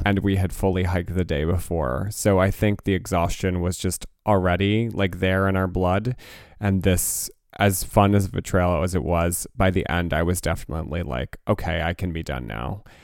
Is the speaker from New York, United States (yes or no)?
no; New Jersey, United States; we're from New Jersey